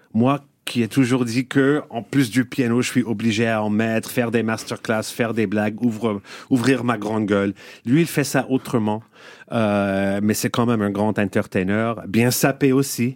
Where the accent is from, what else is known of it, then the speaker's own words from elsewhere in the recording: Montreal, Quebec, Canada; French is a second language; moved away; quand j'étais petit à Montréal